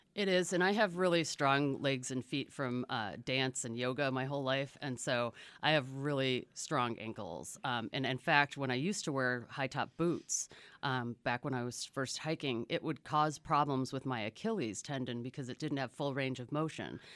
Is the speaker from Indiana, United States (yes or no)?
no; Chicago suburbs, Illinois, United States; now in Marana, United States; I come from the Chicago suburbs and really could not have lived a more suburban existence growing up